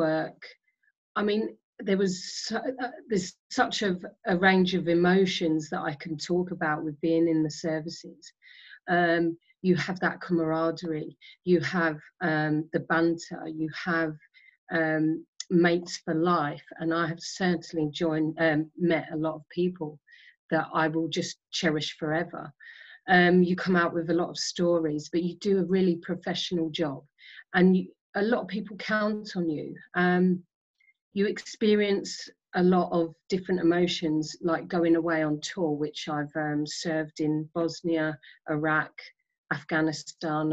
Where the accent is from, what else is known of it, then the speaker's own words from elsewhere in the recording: Isle of Sheppey, Kent, South East England, United Kingdom; moved away as an adult; I grew up on the Isle of Sheppey in Kent